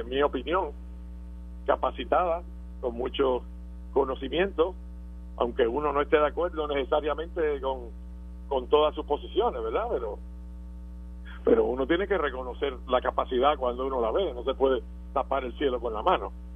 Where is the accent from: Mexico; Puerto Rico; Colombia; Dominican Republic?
Puerto Rico; nosotros somos puertorriqueños que formamos parte de esa nación